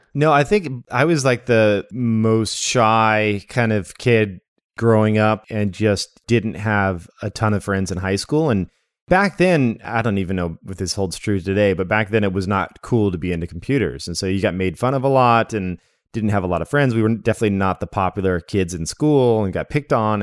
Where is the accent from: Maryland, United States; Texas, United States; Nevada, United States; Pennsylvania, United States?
Nevada, United States; Las Vegas; moved away as an adult; also born or lived in Redding, California / Salem, Oregon; now in Portland, United States; I was born in Redding, California, but I don't remember it. And then I remember living in Oregon for a bit, which is where I am now in Portland. But we were living in a, a little town called Salem. And then when I was in second grade, we moved out to Las Vegas